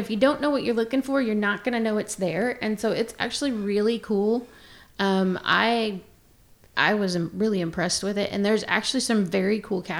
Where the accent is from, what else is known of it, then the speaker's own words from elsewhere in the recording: Pacific Northwest, United States; and I grew up in the Pacific Northwest